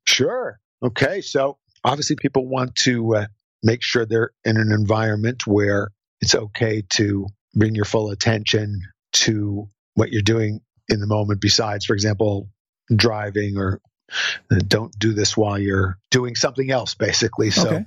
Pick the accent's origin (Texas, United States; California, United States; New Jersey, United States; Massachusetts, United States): New Jersey, United States; I'm from New Jersey